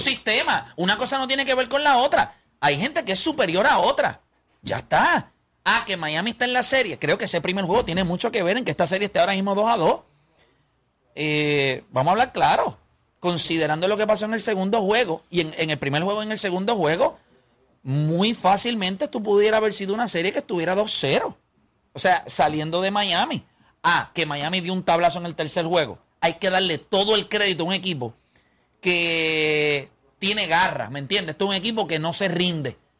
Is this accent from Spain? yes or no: no; Puerto Rico; nosotros somos la mejor raza del mundo. El boricua, no el latino